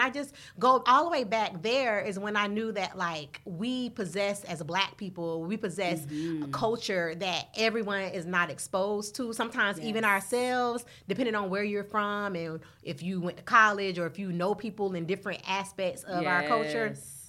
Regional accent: Florida, United States; moved away as an adult; now in Los Angeles, United States; I'm from Florida.

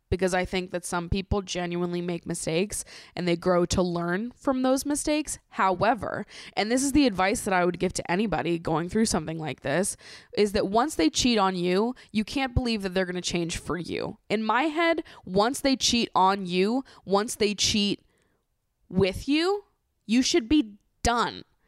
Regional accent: Massachusetts, United States; now in New York, United States; I live in New York, I grew up in Massachusetts

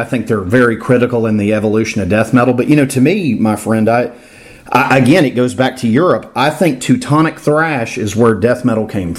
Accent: Tampa, Florida, United States; I grew up in Tampa during the late 80s, early 90s

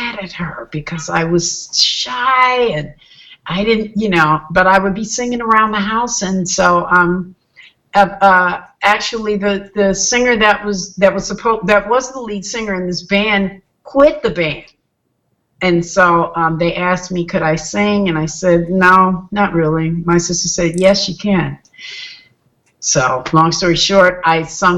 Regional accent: Minneapolis, Minnesota, United States; moved away as an adult; also born or lived in Chicago, Illinois / Los Angeles; We left from Chicago and came to Minneapolis, Minnesota as a young child

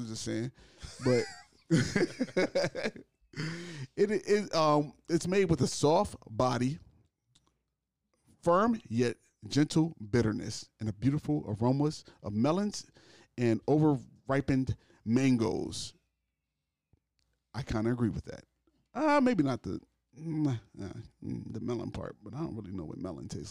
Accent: Delaware, United States; I'm from Delaware

